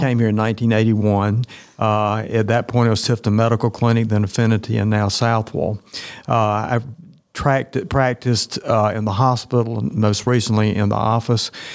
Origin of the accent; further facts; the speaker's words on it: Tifton, Georgia, United States; I'm actually from Tifton. I was at Tift County High School